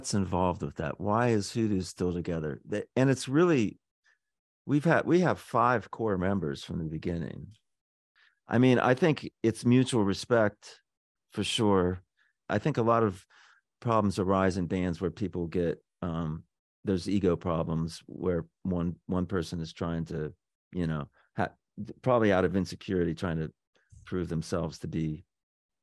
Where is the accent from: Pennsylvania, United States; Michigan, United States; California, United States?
Pennsylvania, United States; moved away as an adult; When I got here in the 80s, I grew up in Pennsylvania, but I've been here virtually all my life, all my professional life